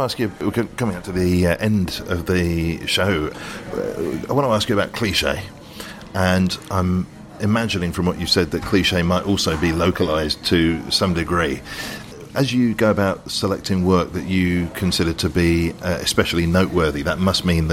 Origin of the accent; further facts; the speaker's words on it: London, United Kingdom; a Londoner